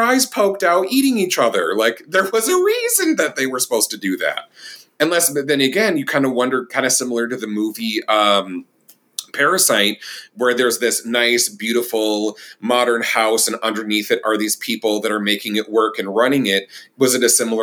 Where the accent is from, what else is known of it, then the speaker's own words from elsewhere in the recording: Minnesota, United States; moved away; my hometown I'm from is a very small town, 20,000 people near Rochester, Minnesota, and south of the Twin Cities.